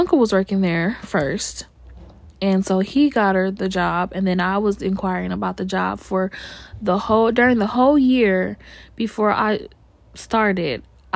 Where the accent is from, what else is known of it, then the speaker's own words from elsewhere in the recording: California, United States; born and raised in California